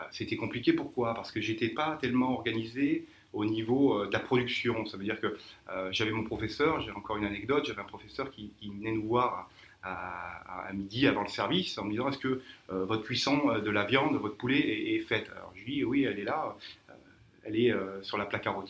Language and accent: French; Clermont-Ferrand, Auvergne-Rhône-Alpes, France; moved away as an adult; also born or lived in Tours; now in Mauritius; je, suis sommelier, je suis natif donc d'Auvergne, de Clermont-Ferrand, puis même un petit village près du Mont d'Or, la méconnu.